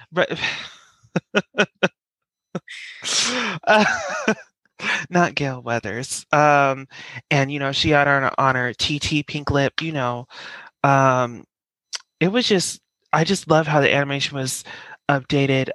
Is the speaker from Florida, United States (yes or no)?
no; Colorado, United States; now in New York, United States; I'm from Colorado